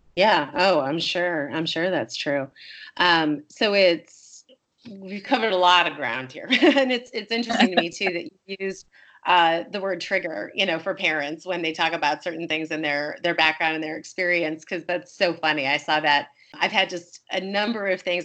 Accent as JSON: {"language": "English", "region": "Wisconsin", "country": "United States", "tie": "born or raised there", "said": "I was born in Wisconsin"}